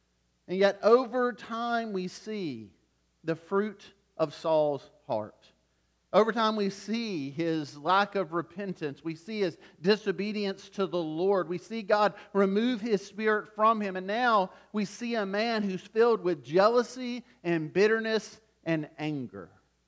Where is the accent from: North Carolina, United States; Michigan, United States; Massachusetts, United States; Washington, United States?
North Carolina, United States; Wilmington; I grew up in Wilmington, North Carolina, and just north of Wilmington is Jacksonville and Camp Lejeune.